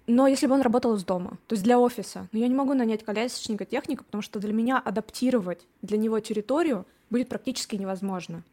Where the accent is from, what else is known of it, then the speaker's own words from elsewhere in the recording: Khabarovsk, Khabarovsk Krai, Russia; moved away as an adult; also born or lived in Voronezh; now in Barcelona, Spain; я же из Хабаровска